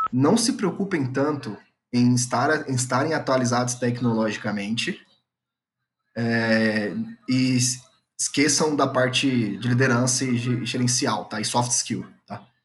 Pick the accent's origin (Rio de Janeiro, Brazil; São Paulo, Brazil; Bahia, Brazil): São Paulo, Brazil; moved away as an adult; now in Goiânia, Brazil; eu sou natural de São Paulo, hoje eu moro em Goiânia